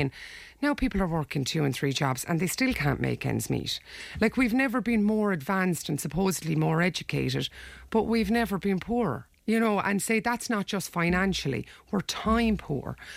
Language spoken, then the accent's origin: English; Ireland; we're Irish people. We live in Ireland. You know, we grew up here